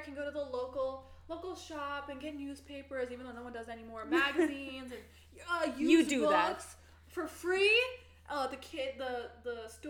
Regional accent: NoVA, Virginia, United States; now in Atlanta, United States; Growing up in Nova and seeing always these huge, huge mansions and growing up and above average house sizes

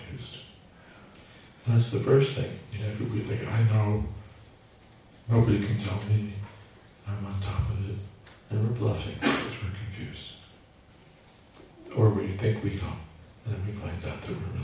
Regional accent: United States; I'm from America

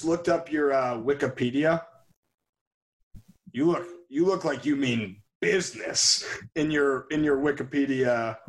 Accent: Highland Park, Illinois, United States; I'm from the mean streets of Highland Park.

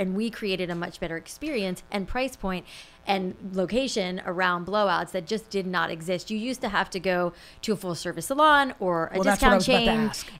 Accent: Florida, United States; South Florida. Mm-hmm. And my hair is naturally curly. So in South Florida, it was very frizzy.

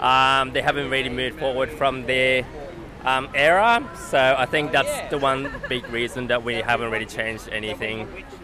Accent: Tokyo, Japan; I grew up in Tokyo.

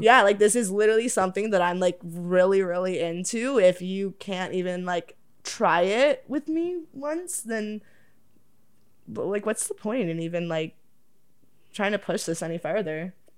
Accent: Oakville, Ontario, Canada; I'm from Oakville

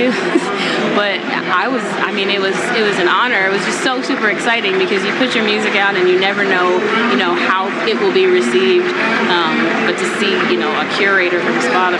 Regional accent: Sacramento, California, United States; also born or lived in Detroit, Michigan; now in Los Angeles, United States; I was born in Detroit, Michigan, and I moved to Sacramento with my family when I was in grade school. And I stayed there until I went off to college

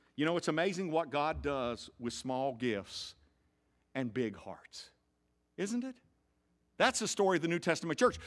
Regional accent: the South, United States; I grew up in the South

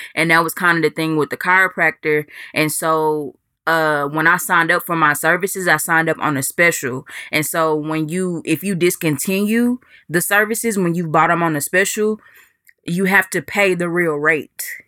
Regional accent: Dallas, Texas, United States; moved away; my hometown of Dallas, Texas

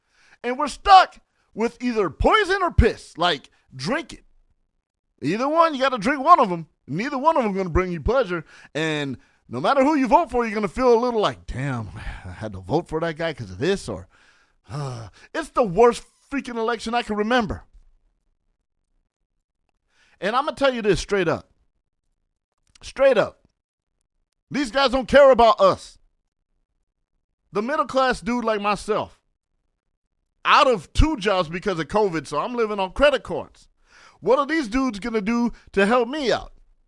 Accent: San Bernardino, California, United States; Don't fuck with me. I'm from San Bernardino.

